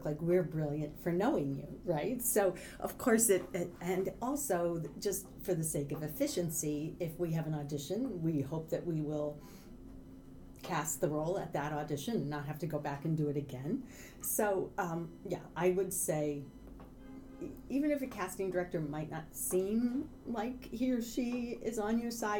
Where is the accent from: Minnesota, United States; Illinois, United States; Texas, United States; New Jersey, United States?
Illinois, United States; Southern; moved away as an adult; also born or lived in Boston; now in New York, United States; I'm from Southern Illinois originally, but I've lived in New York since right after college